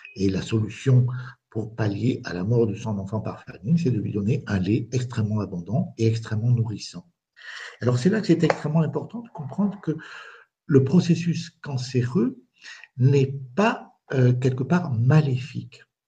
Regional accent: France; moved away as an adult; also born or lived in Spain; now in Bazas, France

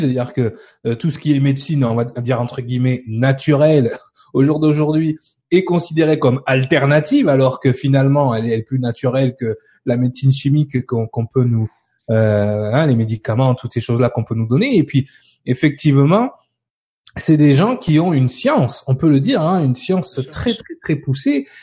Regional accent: France; nous en tant que Français et Européens

